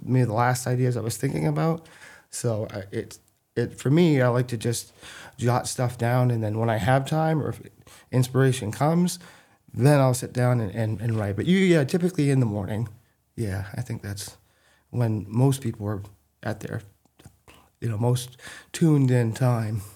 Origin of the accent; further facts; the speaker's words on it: Athens, Maine, United States; also born or lived in North Haven, Maine; I grew up in Athens, Maine